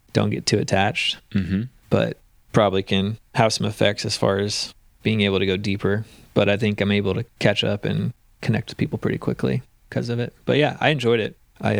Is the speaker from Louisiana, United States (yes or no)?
yes; Louisiana, United States; born there; also born or lived in Texas / Mississippi / Florida; Well, I was born in Louisiana, right outside of Baton Rouge, but my dad was in the Coast Guard, so we moved every 2 to 4 years all over the Gulf Coast.